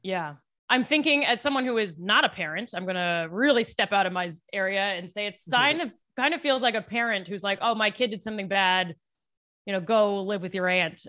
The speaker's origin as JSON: {"language": "English", "region": "Western Maryland", "country": "United States", "moved": "yes", "lives_now": "New York, United States", "said": "I'm from Maryland originally"}